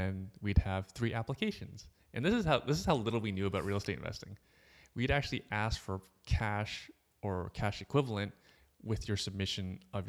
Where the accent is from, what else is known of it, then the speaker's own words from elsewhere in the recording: Markham, Ontario, Canada; I grew up in Markham. I was still living with my parents.